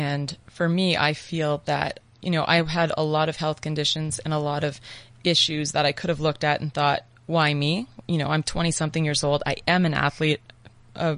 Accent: Canada; Canada. So I'm from Canada, and home is Canada

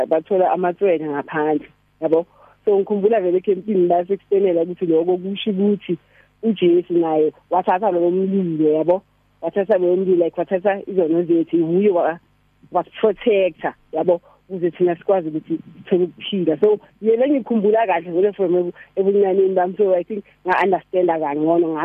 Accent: Eastvale, East Rand, Gauteng, South Africa; ngivela eIsveli … ngihlala eIsveli … abazali nje abangikhulise in the way of the Lord

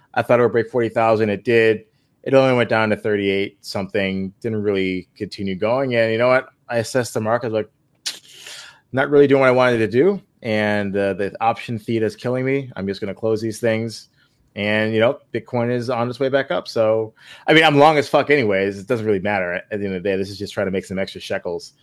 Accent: Buffalo, New York, United States; my hometown of Buffalo.

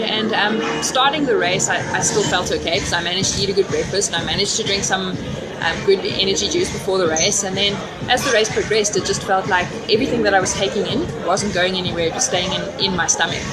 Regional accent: Bloemfontein, Free State, South Africa; great to be racing on home soil, and especially since I grew up in Bloem

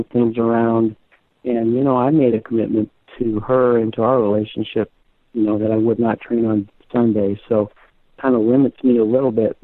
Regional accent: Florida, United States; I grew up in Florida with my mom

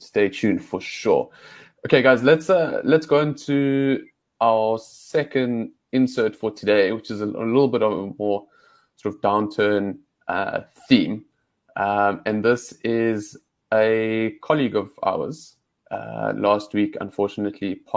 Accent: South Africa; as South African voters

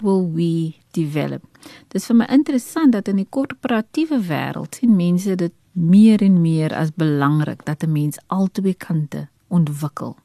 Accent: Port Elizabeth, Eastern Cape, South Africa; moved away; Ek is oorspronklik van die Oos-Kaap. Um, ek het in Port Elizabeth groot geword.

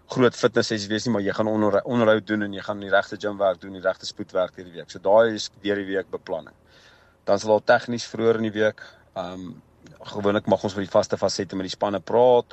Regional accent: South Africa; ek's 'n groot Suid-Afrikaner

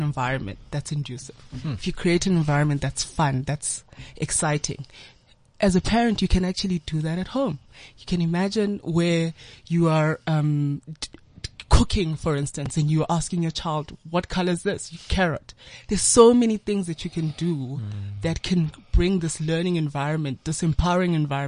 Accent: Soweto, Gauteng, South Africa; having grown up in a bit of like Soweto, a huge part of my life in Soweto

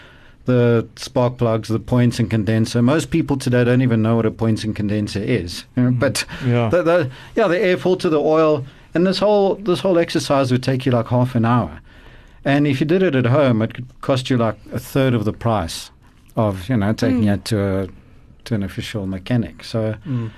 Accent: East Rand, Gauteng, South Africa; I grew up on the East Rand

